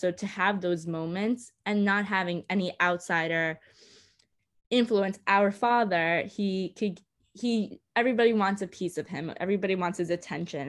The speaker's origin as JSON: {"language": "English", "town": "New York City", "region": "New York", "country": "United States", "tie": "born or raised there", "said": "I grew up in Coney Island."}